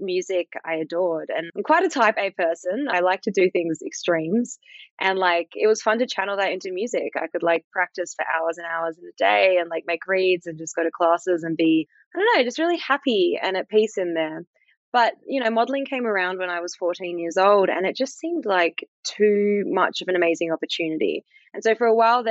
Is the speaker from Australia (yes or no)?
yes; Fremantle, Western Australia, Australia; I grew up in South Fremantle